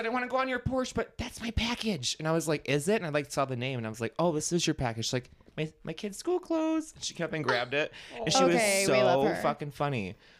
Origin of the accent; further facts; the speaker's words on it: Plymouth, Michigan, United States; That's where I'm from.